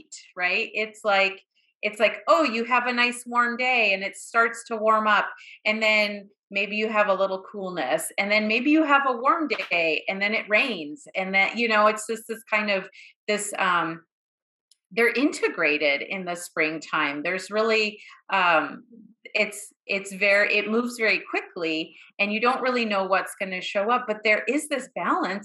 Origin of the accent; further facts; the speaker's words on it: Boston, Massachusetts, United States; I grew up in Boston